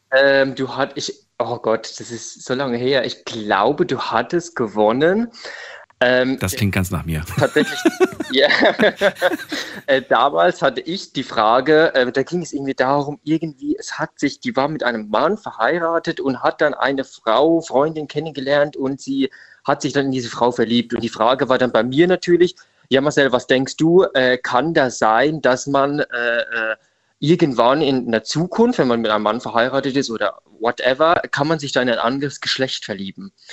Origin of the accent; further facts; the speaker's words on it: Rhineland-Palatinate, Germany; now in Munich, Germany; ja, also ich komme eigentlich aus Rheinland-Pfalz, also aus der Nähe von Ludwigshafen. Äh, genau, aber ich lebe jetzt seit fünf Jahren in München.